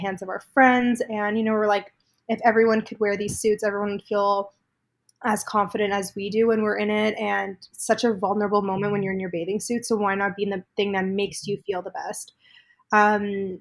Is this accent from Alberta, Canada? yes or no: no; Toronto, Ontario, Canada; I'm from Toronto, born and raised a little bit outside of the city growing up.